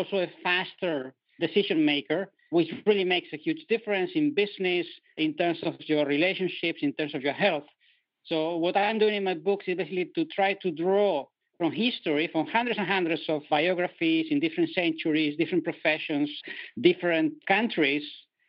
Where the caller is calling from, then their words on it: Netherlands; accent: European; I'm calling from Europe, from the Netherlands today. So you will feel my European accent